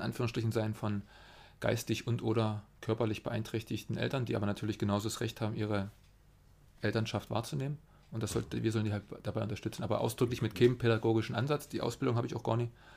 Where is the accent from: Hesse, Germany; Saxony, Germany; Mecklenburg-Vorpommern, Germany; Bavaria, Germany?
Saxony, Germany; Weißenberg; also born or lived in Berlin; now in Zittau, Germany; Geboren in äh, Berlin und aufgewachsen ähm, bei Weißenberg